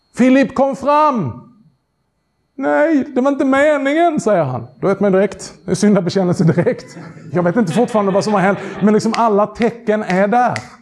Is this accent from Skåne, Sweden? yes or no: yes; Skåne, Sweden; accent: skånska; min skånska